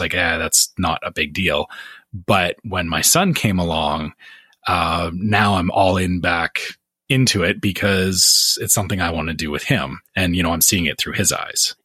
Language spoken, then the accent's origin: English; Canada; me being Canadian